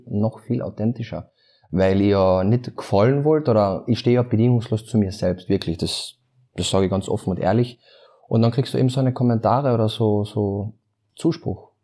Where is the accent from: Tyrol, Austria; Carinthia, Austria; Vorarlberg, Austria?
Carinthia, Austria; Klagenfurt; ich komme aus Klagenfurt